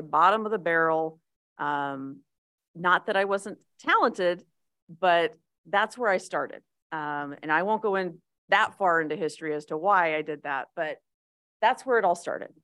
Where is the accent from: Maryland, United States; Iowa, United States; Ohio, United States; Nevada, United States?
Nevada, United States; Las Vegas; I am a native. I was born in Las Vegas